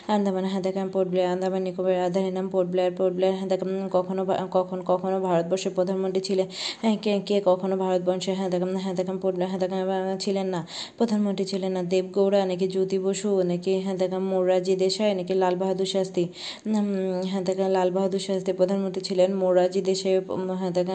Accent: Bangladesh; আমাদের দেশে

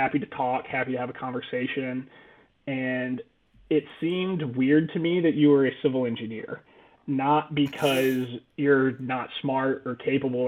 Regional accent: North Carolina, United States; moved away as an adult; also born or lived in Atlanta, Georgia; now in Savannah, United States; I grew up in North Carolina and then went to NC State for civil engineering

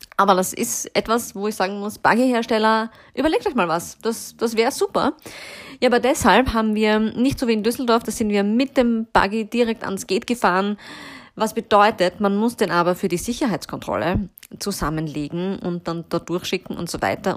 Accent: Vienna, Austria; bei uns in Wien

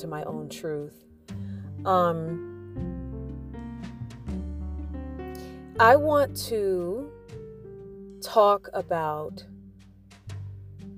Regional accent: United States; growing up in the United States

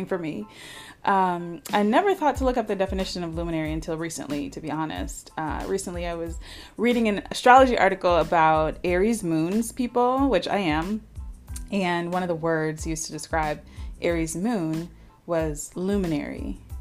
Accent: Indianapolis, Indiana, United States; moved away as an adult; also born or lived in Boston, Massachusetts / Western Massachusetts; now in New Orleans, United States; I moved from Indianapolis, Indiana, where I grew up, after leaving Boston at the age of 8 with my mom

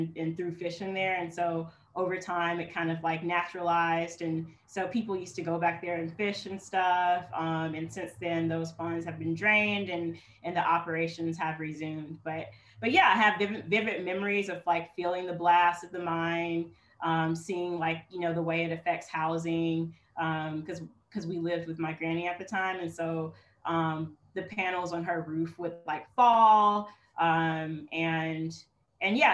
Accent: Sipsey, Alabama, United States; also born or lived in Birmingham, Alabama; born and raised in Alabama, being here all my life.

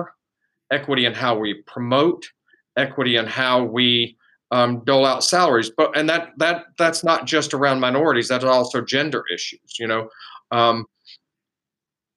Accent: South Gwinnett, Georgia, United States; also born or lived in Decatur, Georgia; I was born here, I was born in Decatur, actually, and raised in South Gwinnett

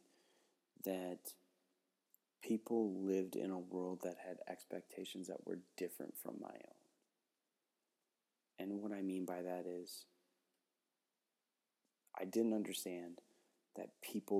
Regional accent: Cumberland, Wisconsin, United States; I grew up in Cumberland, Wisconsin, which is a wonderful town, an incredible place to grow up

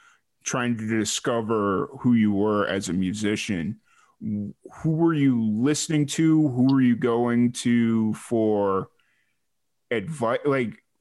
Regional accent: Chicago, Illinois, United States; now in Texas, United States; I'm from Chicago

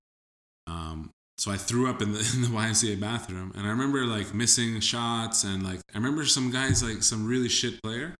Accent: Peru; now in Canada; I don't look Peruvian, but I told him, you know, like, oh, I'm from Peru as well

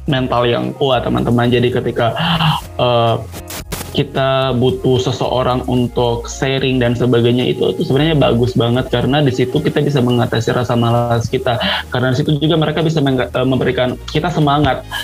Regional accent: Ambon, Maluku, Indonesia; now in Yogyakarta, Indonesia; Saya asalnya dari Ambon, Maluku. Dan sekarang saya eh, berkuliah di Yogyakarta

